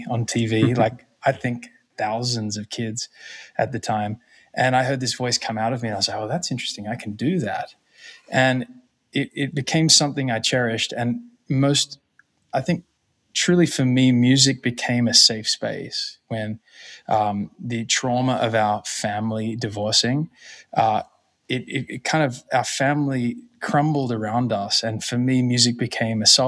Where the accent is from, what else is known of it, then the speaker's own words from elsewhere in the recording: Australia; moved away; also born or lived in New York City / Los Angeles; growing up in Australia.